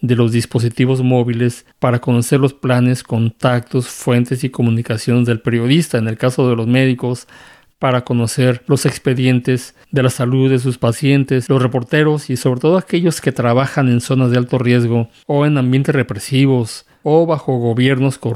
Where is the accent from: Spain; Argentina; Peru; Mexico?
Mexico; Bueno, yo soy mexicano y desafortunadamente tengo que decir que mi país